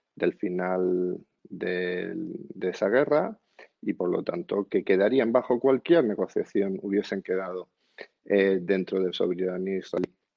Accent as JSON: {"language": "Spanish", "country": "Spain", "said": "como español"}